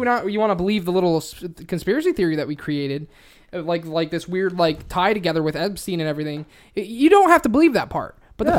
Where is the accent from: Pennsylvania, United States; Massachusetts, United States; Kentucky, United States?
Pennsylvania, United States; I'm from Pennsylvania.